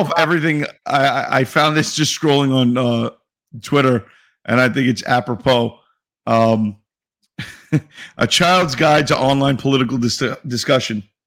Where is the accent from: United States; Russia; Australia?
United States; New York City, New York; I'm from New York City